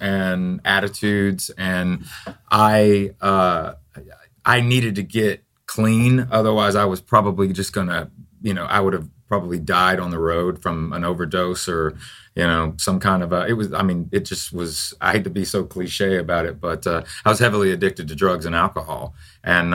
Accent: Tennessee, United States; moved away; also born or lived in Florida; I'm actually from Tennessee

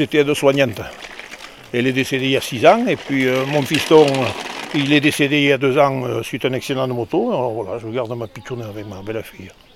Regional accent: the Midi, France; now in Dordogne, France; Je suis un enfant du pays, je suis du Midi

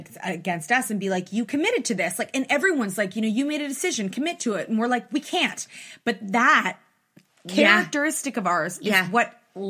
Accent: Canada; we're Canadian for life.

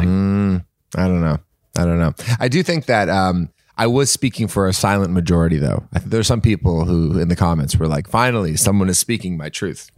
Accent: Canada; now in United States; I'm Canadian

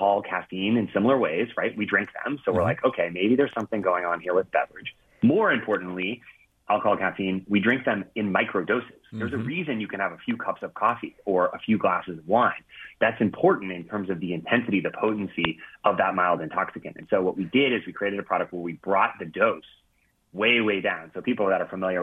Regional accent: Colorado, United States; also born or lived in Boston; now in California, United States; growing up in Colorado

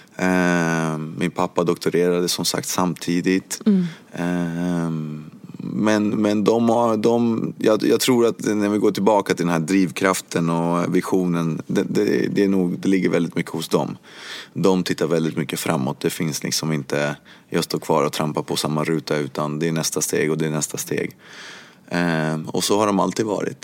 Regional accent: Sweden; also born or lived in Cuba; jag kom till Sverige när jag var åtta år gammal

